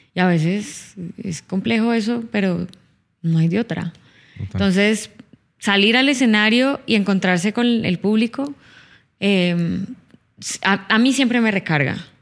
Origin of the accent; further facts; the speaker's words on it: Cali, Valle del Cauca, Colombia; now in Bogotá, Colombia; Yo no soy de Bogotá, yo soy de Cali, ajá, yo soy de Cali